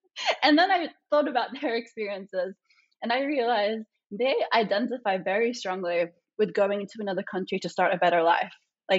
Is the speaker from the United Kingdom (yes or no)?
no; Australia; born there; Like I was born entirely in Australia. We're just skip the fact I'm not American. Just translate my Australian experiences over. I was born in Australia